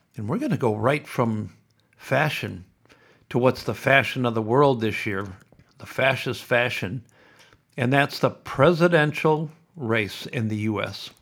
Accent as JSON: {"language": "English", "town": "Sioux City", "region": "Iowa", "country": "United States", "tie": "born or raised there", "also_born_or_lived": "Boulder, Colorado / Melbourne", "moved": "as an adult", "said": "Growing up in Sioux City, it was Sioux City four, Iowa, zone four"}